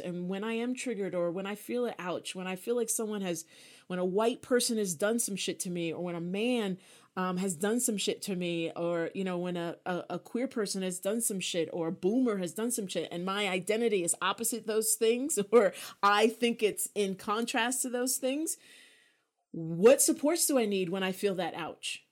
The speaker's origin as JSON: {"language": "English", "country": "United States", "said": "being American"}